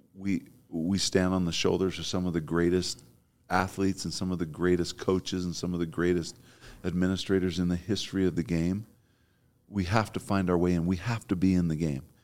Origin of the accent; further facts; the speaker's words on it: Provo, Utah, United States; I'm from Provo. I kinda know the lay of the land